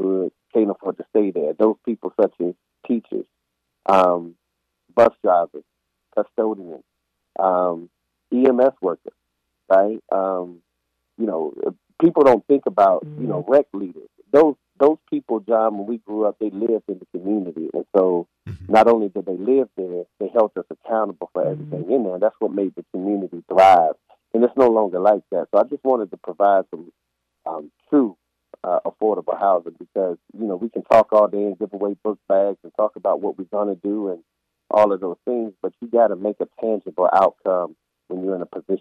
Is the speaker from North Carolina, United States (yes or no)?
yes; Tobacco Road, North Carolina, United States; we grew up around here on Tobacco Road